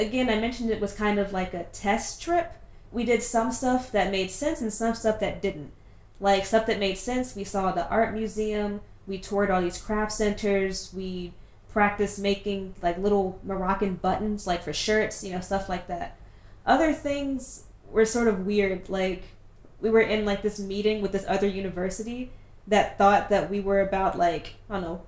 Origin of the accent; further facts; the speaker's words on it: Richmond, Virginia, United States; accent: American; moved away as an adult; now in Doha, Qatar; I am from Richmond, Virginia in the US